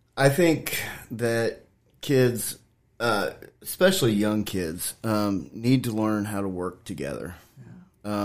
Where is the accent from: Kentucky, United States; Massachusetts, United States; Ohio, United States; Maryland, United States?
Ohio, United States; Washington Court House; moved away as an adult; now in Shenandoah Valley, United States; I'm originally from Washington Courthouse, Ohio. It's a small town south of Columbus